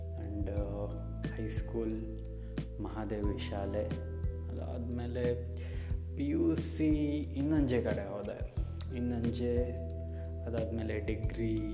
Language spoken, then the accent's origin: Kannada; Udupi, Karnataka, India; moved away as an adult; also born or lived in Kaup; now in Shivamogga, India; ನಾನು ಮೂಲತಃ ಉಡುಪಿಯವನು ಉಡುಪಿ ಅಲ್ಲಿ ಸೊ ನನ್ನ ಮನೆ ಹುಟ್ಟಿದ್ದು ಅಲ್ಲೇ ಜೊತೆಗೆ ಬೆಳೆದಿದ್ದು ಕೂಡ ಅಲ್ಲೇ